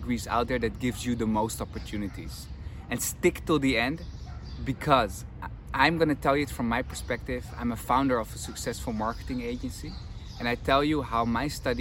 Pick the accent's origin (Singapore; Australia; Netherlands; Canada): Netherlands; moved away as an adult; I'm from the Netherlands